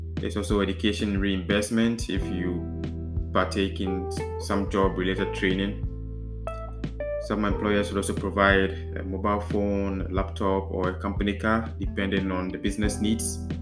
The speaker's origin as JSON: {"language": "English", "country": "Ghana", "moved": "yes", "lives_now": "Netherlands"}